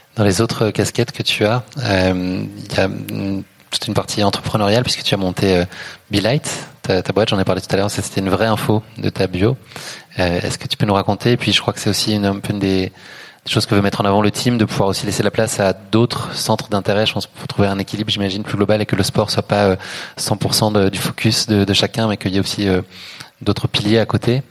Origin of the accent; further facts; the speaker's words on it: Paris, Île-de-France, France; Je suis parisien